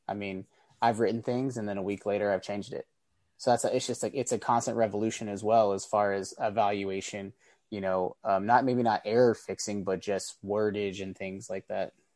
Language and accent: English; San Francisco Bay Area, California, United States; originally, I'm from the Bay Area, San Francisco Bay Area, California.